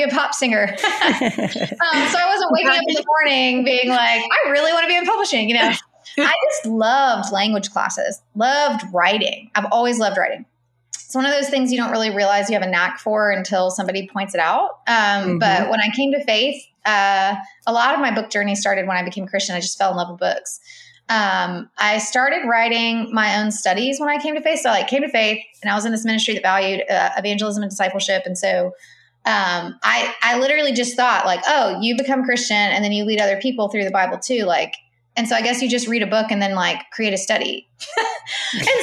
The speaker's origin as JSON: {"language": "English", "town": "Irmo", "region": "South Carolina", "country": "United States", "tie": "born or raised there", "said": "I grew up in South Carolina, Columbia. Really, it's a small town called Irmo"}